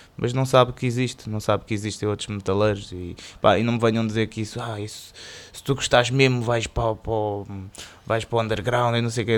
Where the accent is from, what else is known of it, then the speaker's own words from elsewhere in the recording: Cascais, Lisbon, Portugal; sou de Cascais, sou, sou, um betinho